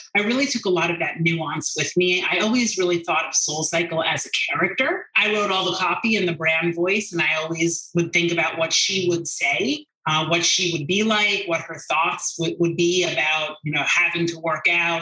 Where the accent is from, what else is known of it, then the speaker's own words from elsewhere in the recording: Ardsley, New York, United States; I grew up in Ardsley. My parents still live there